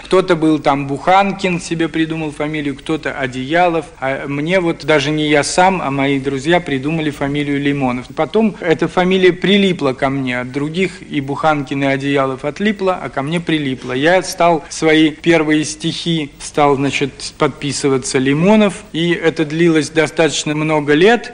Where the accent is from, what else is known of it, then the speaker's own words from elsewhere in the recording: Kharkiv, Kharkiv Oblast, Ukraine; moved away as an adult; now in Moscow, Russia; Когда я приехал из Харькова в Москву, то у меня не было прописки